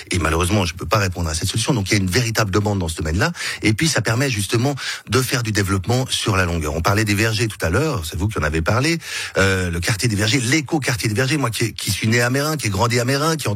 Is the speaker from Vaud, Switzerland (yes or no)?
no; Geneva, Switzerland; Je suis né à Genève, j'ai grandi à Genève, j'aime Genève.